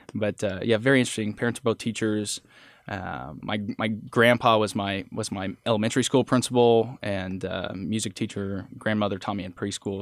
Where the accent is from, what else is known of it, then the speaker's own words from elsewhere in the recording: Holton, Kansas, United States; also born or lived in Oswego, Kansas; Holton's my hometown